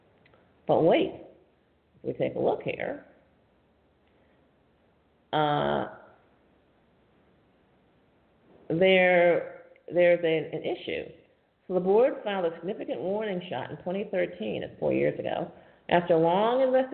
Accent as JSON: {"language": "English", "region": "New York", "country": "United States", "said": "I'm from New York State"}